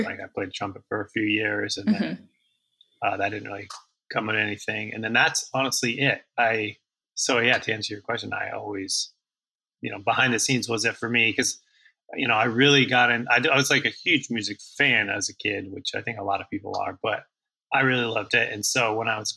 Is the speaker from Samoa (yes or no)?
no; Iowa, United States; moved away as an adult; also born or lived in Minneapolis / Denver / Los Angeles; now in Nashville, United States; born and raised in Iowa. I was there for the first 20 years of my life or so.